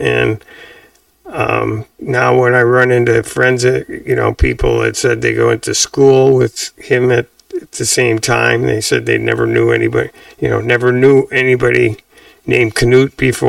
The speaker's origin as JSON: {"language": "English", "town": "Madison", "region": "Wisconsin", "country": "United States", "tie": "born or raised there", "said": "growing up in Madison was fantastic. I was very, very fortunate, especially because I knew my older brothers moved a lot, and I was in Madison for the whole time I was in school"}